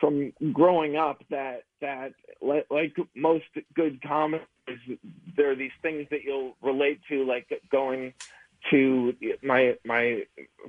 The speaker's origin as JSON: {"language": "English", "town": "Peabody", "region": "Massachusetts", "country": "United States", "said": "I'm from Peabody, Massachusetts"}